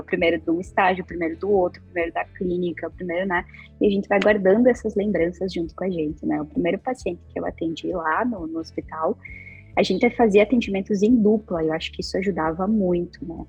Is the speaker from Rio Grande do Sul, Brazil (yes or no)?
yes; Ibiraiaras, Rio Grande do Sul, Brazil; moved away as an adult; also born or lived in Passo Fundo; now in Porto Alegre, Brazil; morava no interior, morava numa cidade chamada Ibiraiaras, uma cidade bem pequenininha que quase nunca ninguém ouviu falar. Mas, então, eu, tenho, eu me mudei aqui para Porto Alegre há algum tempo e agora eu moro aqui.